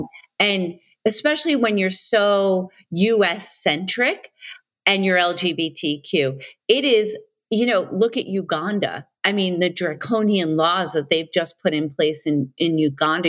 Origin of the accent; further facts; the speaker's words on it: New York City, New York, United States; I grew up on Staten Island.